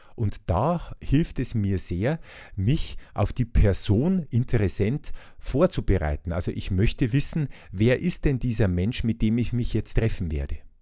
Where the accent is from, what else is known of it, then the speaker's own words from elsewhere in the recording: Bavaria, Germany; bei uns in Bayern